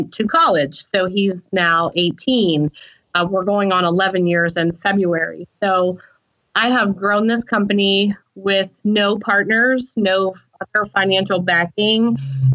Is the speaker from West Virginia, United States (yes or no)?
yes; Southern West Virginia, United States; I come from Southern West Virginia, and you know, I come from a very hardworking family